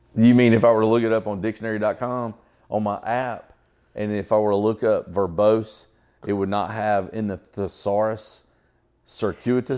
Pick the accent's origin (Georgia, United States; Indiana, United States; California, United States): Georgia, United States; Atlanta; growing up in Atlanta area